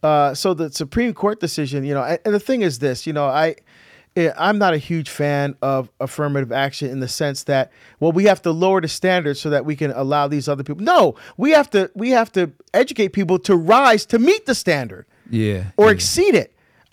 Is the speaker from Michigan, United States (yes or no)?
no; New Jersey, United States; also born or lived in Barbados; Yeah, so I was born in Barbados, actually. We immigrated to the United States, but and lived in the state of New Jersey, and was educated in Catholic grade school, high school, university, and graduate school, Catholic institutions.